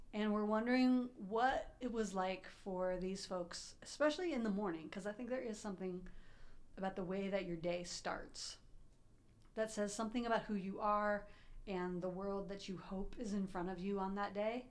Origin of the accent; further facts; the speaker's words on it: Columbus, Ohio, United States; I grew up in Columbus